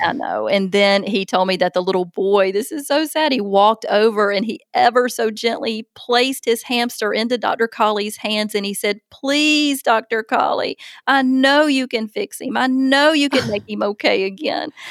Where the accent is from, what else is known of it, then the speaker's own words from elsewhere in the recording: Opelika, Alabama, United States; my hometown of Opelika, Alabama